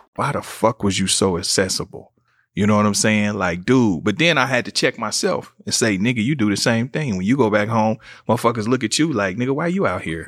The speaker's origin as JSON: {"language": "English", "town": "Kansas City", "region": "Missouri", "country": "United States", "tie": "born or raised there", "moved": "yes", "said": "I'm from Kansas City, being from Kansas City, Missouri"}